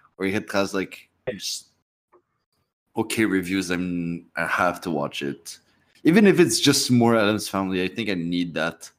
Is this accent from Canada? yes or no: yes; Canada; being Canadian